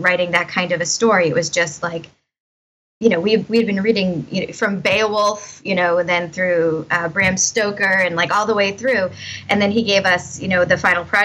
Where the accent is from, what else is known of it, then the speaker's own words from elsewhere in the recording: Winthrop, Massachusetts, United States; I grew up in Winthrop, Massachusetts, which is like basically on top of the airport.